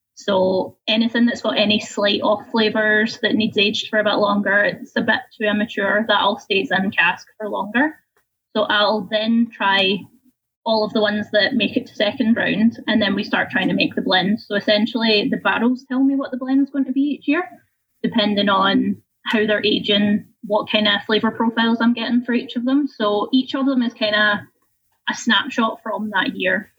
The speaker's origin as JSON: {"language": "English", "region": "Scotland", "country": "United Kingdom", "also_born_or_lived": "Winnipeg, Manitoba, Canada", "moved": "as an adult", "lives_now": "Canada"}